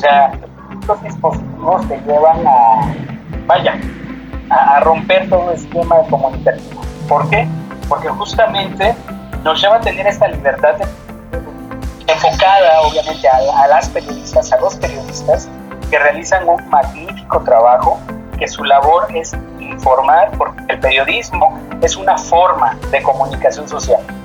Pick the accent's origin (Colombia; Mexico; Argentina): Mexico; nuestros derechos como ciudadanos mexicanos